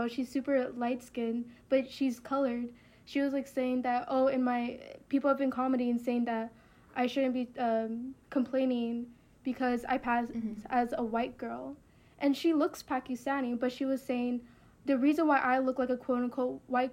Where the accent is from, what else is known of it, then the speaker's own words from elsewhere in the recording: Puerto Rico; our story is a little bit different compared to other Hispanics because we are a U.S. territory